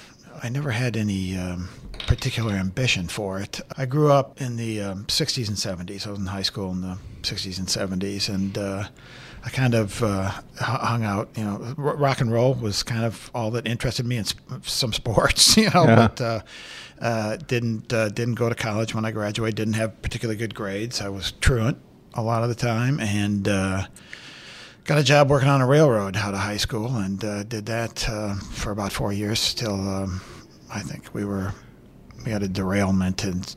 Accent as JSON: {"language": "English", "region": "Iowa", "country": "United States", "tie": "born or raised there", "said": "when I tell people I'm from Iowa, I'm from the Iowa side of the Quad Cities, you know, the west side of the Mississippi. People think, you know, I grew up on a farm or in a small town or something, but it was a manufacturing town."}